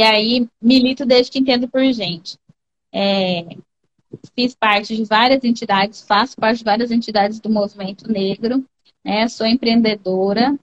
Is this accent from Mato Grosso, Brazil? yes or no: yes; Vila Bela da Santíssima Trindade, Mato Grosso, Brazil; moved away; also born or lived in Cáceres / Cuiabá; Vila Bela da Santíssima Trindade. Minha cidade, minha terra, que me aquece o coração, gosto muito de falar de Vila Bela. Pois bem, Saí, viemos para Cáceres, minha mãe veio para Cáceres, é, estudei em Cáceres, depois vim para Cuiabá